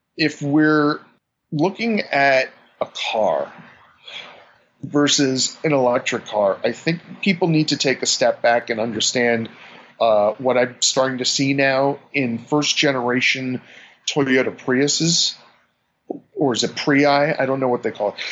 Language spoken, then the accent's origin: English; New York, United States; being a New Yorker